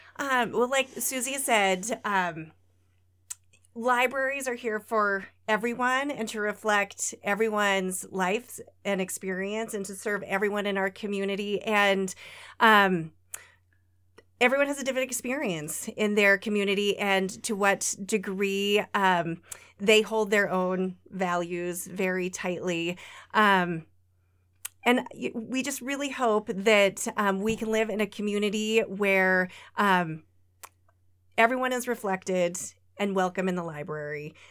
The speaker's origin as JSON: {"language": "English", "town": "Lewistown", "region": "Montana", "country": "United States", "tie": "born or raised there", "moved": "yes", "lives_now": "Great Falls, United States", "said": "I grew up in Lewistown, a couple hours away, but, um, we moved back to Great Falls in two thousand and seven"}